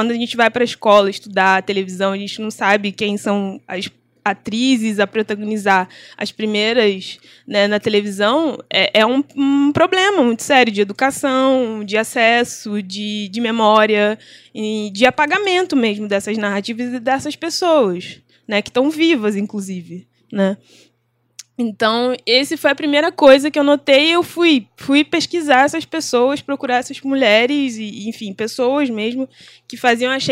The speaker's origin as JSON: {"language": "Portuguese", "town": "Nova Iguaçu", "region": "Rio de Janeiro", "country": "Brazil", "tie": "born or raised there", "said": "onde eu estudei e onde eu fui nascida e criada em Nova Iguaçu"}